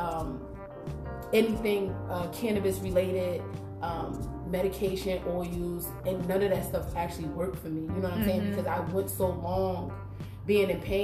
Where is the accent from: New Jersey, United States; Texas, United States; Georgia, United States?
New Jersey, United States; Jersey City; moved away as an adult; also born or lived in Newark, New Jersey; now in Washington, D.C., United States; I'm originally from Jersey City, New Jersey, born and raised.